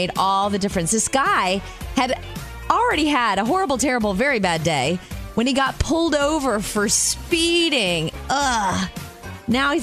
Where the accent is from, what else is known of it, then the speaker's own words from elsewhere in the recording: Jupiter, Florida, United States; in my hometown of Jupiter, Florida